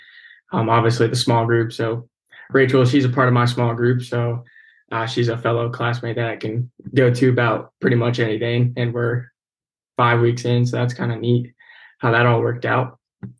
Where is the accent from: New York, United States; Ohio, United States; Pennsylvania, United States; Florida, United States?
Ohio, United States; Waynesville; I'm from Waynesville, Ohio. It's like in between Cincinnati and Dayton. I graduated there in 2019